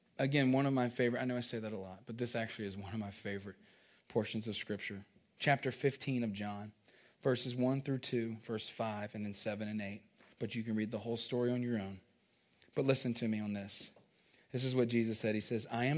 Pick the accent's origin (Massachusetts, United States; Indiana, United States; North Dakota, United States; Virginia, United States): Virginia, United States; growing up, we grew up in Virginia